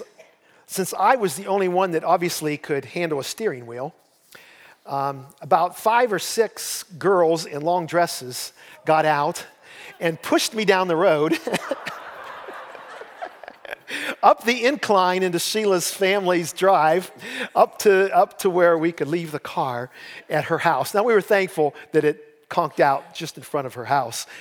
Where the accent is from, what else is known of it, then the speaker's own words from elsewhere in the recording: Columbiana County, Ohio, United States; I'm from Columbiana County